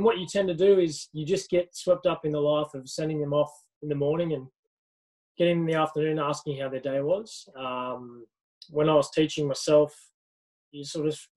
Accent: Blue Mountains, New South Wales, Australia; I grew up in the Blue Mountains

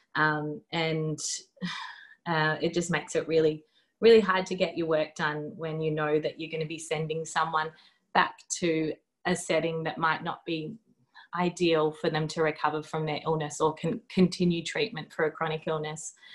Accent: Melbourne, Victoria, Australia; moved away as an adult; now in Derby, Australia; I grew up in Melbourne and I did most of my training as a doctor down there

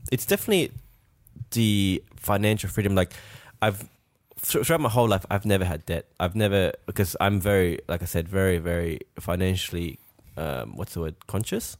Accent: France; now in Australia; we're from France

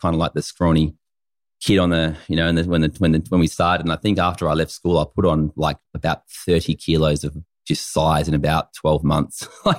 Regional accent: Renmark, South Australia, Australia; I grew up in Renmark. I was born there, and it was just a really cool childhood.

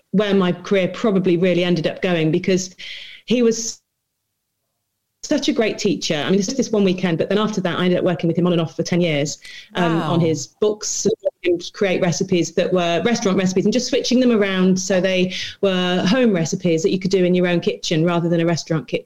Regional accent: Leicestershire, East Midlands, United Kingdom; I'm from Leicestershire

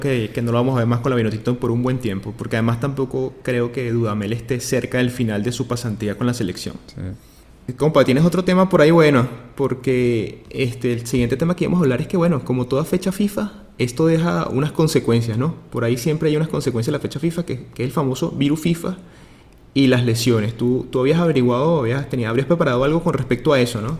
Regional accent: Venezuela; seguimos la selección de Venezuela como venezolanos

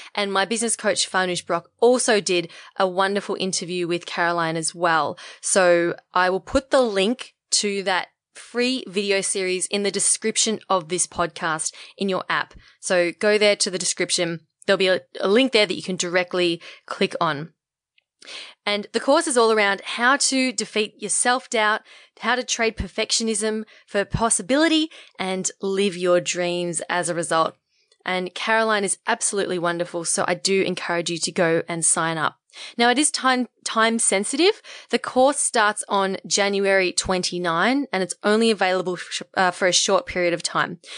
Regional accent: Australia; identify as Australian

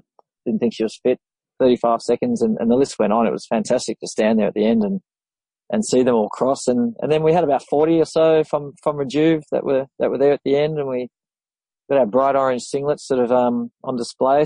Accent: Sydney, New South Wales, Australia; I hail from Sydney.

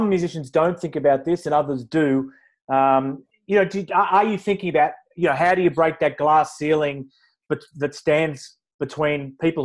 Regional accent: Australia; now in London, United Kingdom; I'm Australian

